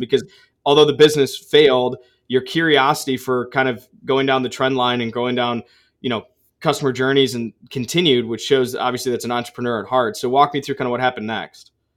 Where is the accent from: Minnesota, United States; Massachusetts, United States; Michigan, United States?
Michigan, United States; Ann Arbor; also born or lived in Holland, Michigan; I grew up in Ann Arbor